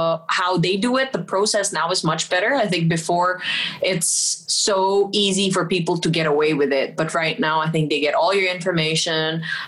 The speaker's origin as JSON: {"language": "English", "country": "Philippines", "said": "for example, I'm Filipina and you're British"}